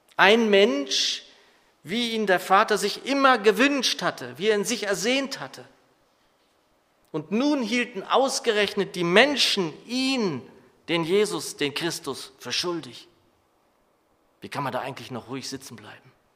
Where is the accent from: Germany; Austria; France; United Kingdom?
Germany; als Deutsche